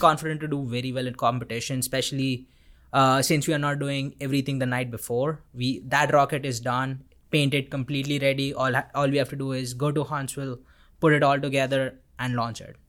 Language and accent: English; Vadodara, Gujarat, India; moved away as an adult; now in Auburn, United States; I'm from Vadodara, India